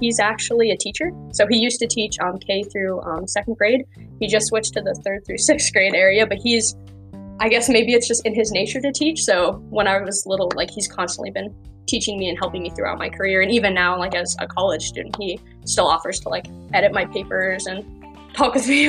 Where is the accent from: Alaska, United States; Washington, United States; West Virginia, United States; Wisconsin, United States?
Alaska, United States; Homer; also born or lived in Fremont, California; So I was born in Fremont, California. However, my mom and dad met up in Homer, Alaska, set net fishing commercially on Chisholm Island. So when I was 4.5 years old, we moved up there because of fishing, got a house in Homer.